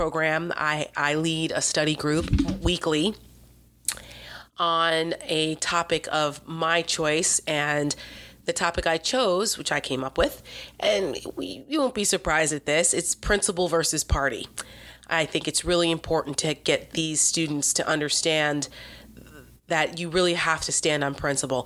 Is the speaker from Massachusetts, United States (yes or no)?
no; New Jersey, United States; We're both from Jersey